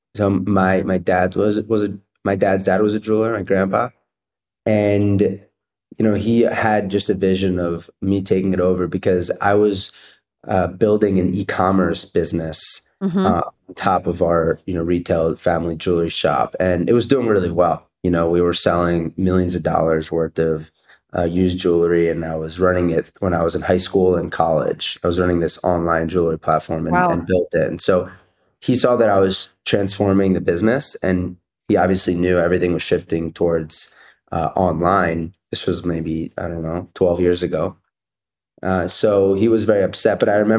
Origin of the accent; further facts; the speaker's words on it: Cherry Hill, New Jersey, United States; So I grew up in South Jersey, in Cherry Hill, New Jersey, and my parents are both immigrants from Israel